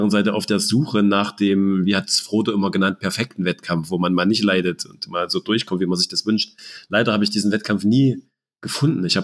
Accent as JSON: {"language": "German", "country": "Germany", "said": "weil das ja nun auch ein großes Ziel ist, gerade als Deutscher das mal zu erleben."}